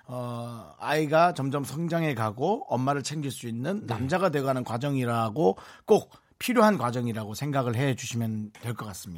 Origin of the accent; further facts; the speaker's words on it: Gangwon, South Korea; 저도 뭐 강원도 사람들이고